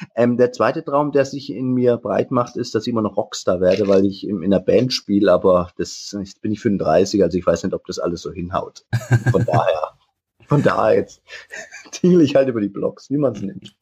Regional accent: Weikersheim, Baden-Württemberg, Germany; now in Aschaffenburg, Germany; Aus Weikersheim wer das kennt, aus dem lieblichen Taubertal

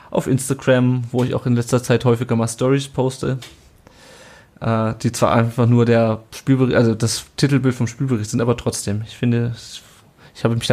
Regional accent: Kassel, Hesse, Germany; weil ich komme halt aus Kassel und das ist, ähm, die Leute rollen nur mit den Augen

